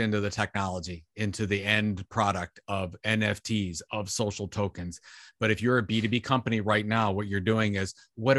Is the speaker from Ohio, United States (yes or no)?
yes; Sandusky, Ohio, United States; It's from my hometown, Sandusky. Went to my high school